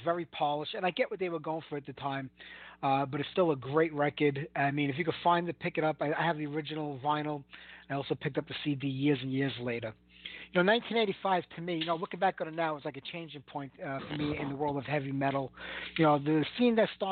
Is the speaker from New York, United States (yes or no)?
yes; New York City, New York, United States; accent: heavy Brooklyn; my heavy Brooklyn accent